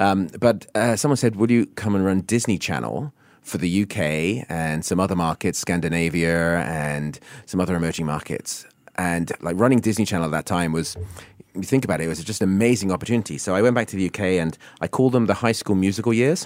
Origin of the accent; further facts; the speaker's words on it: Isle of Wight, South East England, United Kingdom; also born or lived in Hong Kong; now in Singapore; growing up in the Alawai